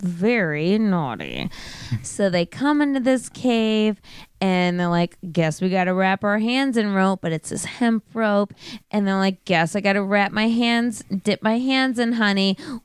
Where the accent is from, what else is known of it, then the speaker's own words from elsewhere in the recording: United States; I'm American.